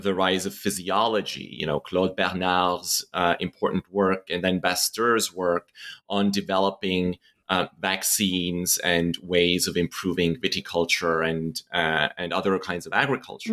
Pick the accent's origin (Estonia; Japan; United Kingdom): Estonia; moved away; growing up in Estonia